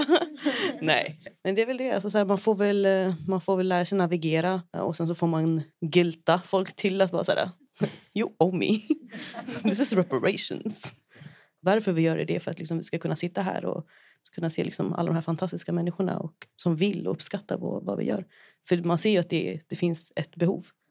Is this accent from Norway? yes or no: no; Brazil; moved away; från Brasilien, liksom där jag är ifrån